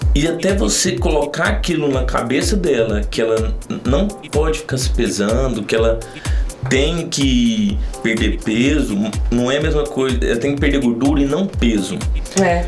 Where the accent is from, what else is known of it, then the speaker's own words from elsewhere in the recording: Santa Vitória, Minas Gerais, Brazil; moved away as an adult; now in Uberlândia, Brazil; eu não sou de Uberlândia, eu sou de Santa Vitória, uma cidade próxima de Uberlândia. Vim para Uberlândia no ano de 2015